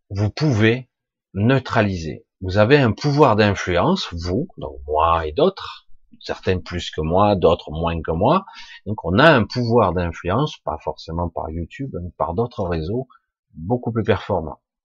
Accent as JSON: {"language": "French", "country": "France", "said": "je suis français"}